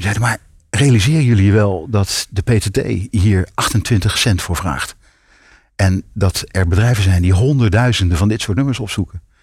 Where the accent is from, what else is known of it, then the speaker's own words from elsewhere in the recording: North Brabant, Netherlands; in Brabant, waar ik vandaan kom